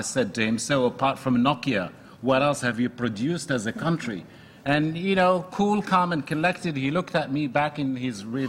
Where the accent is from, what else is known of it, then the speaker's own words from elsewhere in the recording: Morocco; now in United States; I'm from Morocco